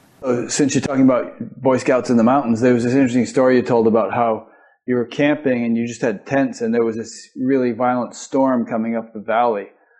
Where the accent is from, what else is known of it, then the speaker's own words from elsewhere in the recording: Connecticut, United States; now in Iowa, United States; which is why I live in Iowa, right? I grew up in Connecticut.